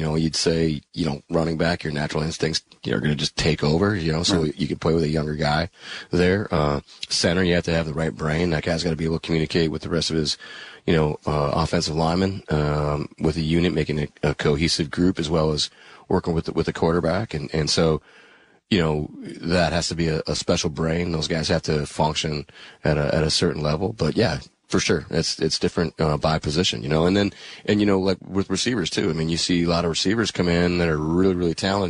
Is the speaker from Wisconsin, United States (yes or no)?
yes; Green Bay, Wisconsin, United States; moved away; I grew up in Green Bay.